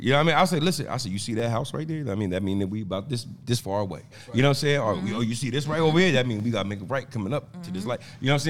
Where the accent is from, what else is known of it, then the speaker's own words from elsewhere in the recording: New Jersey, United States; I'm a Jersey nigga.